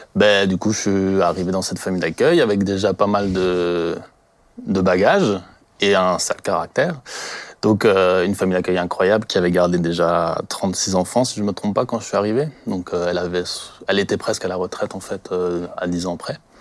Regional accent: Colmar, Grand Est, France; je viens du secteur de Colmar. Je travaille à Colmar aussi

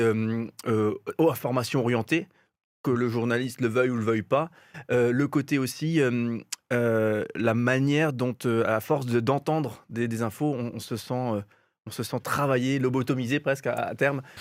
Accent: Alsace, Grand Est, France; chez nous en Alsace

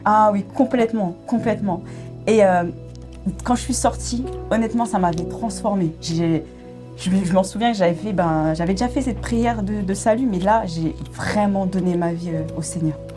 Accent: Paris suburbs, Île-de-France, France; je suis née à, à Paris et j'ai grandi en région parisienne, en banlieue parisienne.

